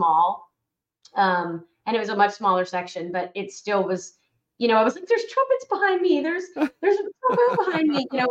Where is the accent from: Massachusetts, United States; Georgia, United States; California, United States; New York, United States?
Georgia, United States; Atlanta; I grew up in the Atlanta area. I've been here and my parents moved here since I was one